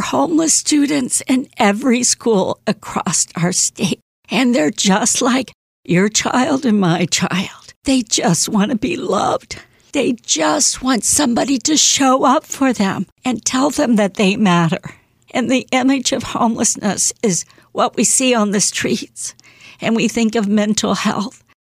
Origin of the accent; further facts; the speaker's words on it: Indiana, United States; now in Massachusetts, United States; I'm from Indiana, but I'm living in the East Coast now, Massachusetts